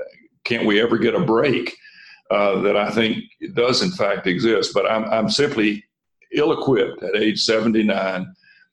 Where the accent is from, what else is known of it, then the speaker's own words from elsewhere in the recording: North Carolina, United States; I'm a guy from North Carolina